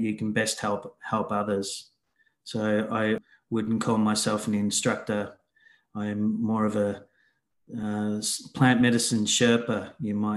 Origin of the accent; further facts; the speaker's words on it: Australia; moved away; I'm from Australia originally